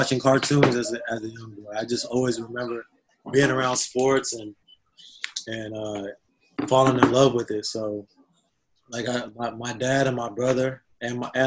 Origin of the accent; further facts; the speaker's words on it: San Antonio, Texas, United States; also born or lived in Philippines; I grew up on Lackland Air Force Base. I was born on Lackland Air Force Base